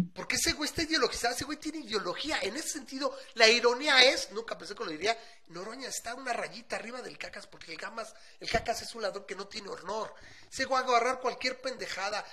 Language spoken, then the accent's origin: Spanish; Aguascalientes, Mexico; en mi terruño, o sea, ahora este que aquí en Aguas